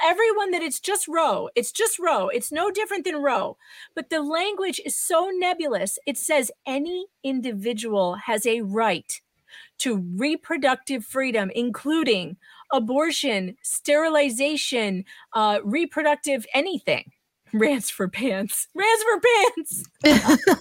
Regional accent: Illinois, United States; I'm from Illinois

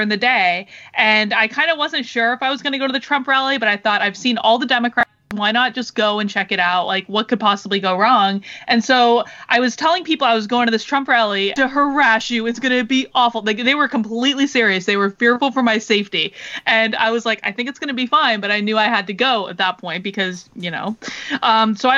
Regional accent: Vermont, United States; moved away as an adult; now in New Hampshire, United States; I'm from Vermont. Like, Vermont is very, very liberal state

